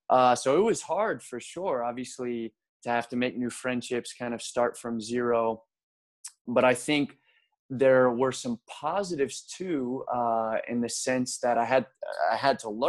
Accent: Baltimore, Maryland, United States; But my hometown, if I had to just say, you know, in general, where am I from? It's Baltimore, Maryland. So that okay. that was sort of where I grew up spiritually.

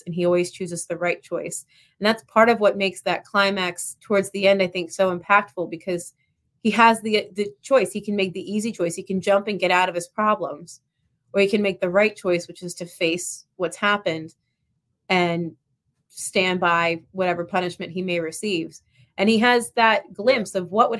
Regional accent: Delanco, New Jersey, United States; So I live right on lived right on the Delaware and the Rancocas Creek, the town I lived in, Delanco.

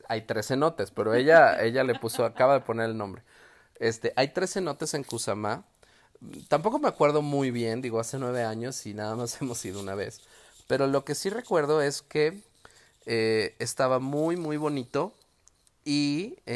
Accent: León, Guanajuato, Mexico; Nosotros somos de Guanajuato, eh, tenemos aquí San Miguel de Allende, tenemos Guanajuato, incluso aquí en León el centro pues también es muy colonial

